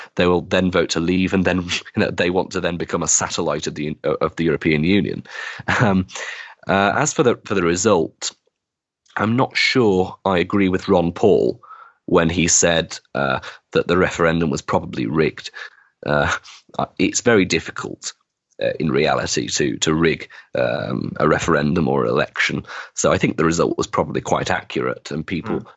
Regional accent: Wigan, North West England, United Kingdom; my hometown of Wigan

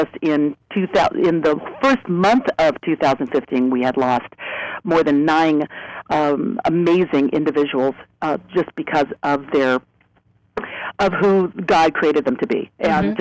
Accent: Northern California, United States; moved away; also born or lived in Sacramento / New York; when I was growing up in Northern California, before I'd left for Broadway

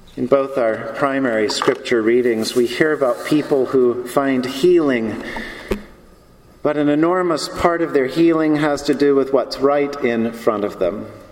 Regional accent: the South, United States; I'm from the South

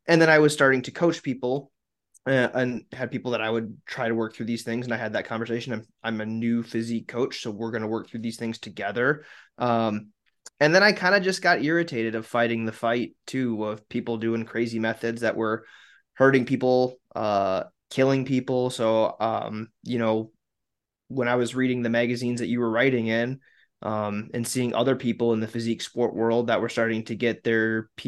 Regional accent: South Dakota, United States; I'm from South Dakota.

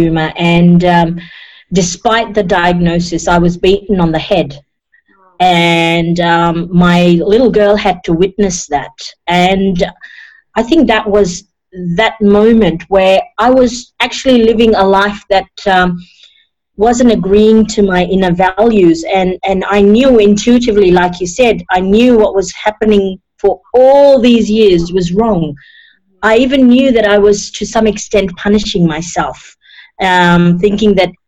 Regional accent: Fiji; also born or lived in India / New Zealand / Sydney, Australia; now in Australia; I was born in Fiji, a third generation Indian born in Fiji

